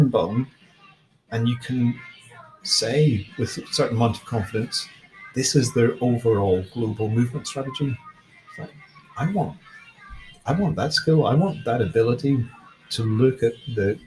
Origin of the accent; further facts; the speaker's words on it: Ireland; I grew up in Ireland with lots of dolmen and chamber graves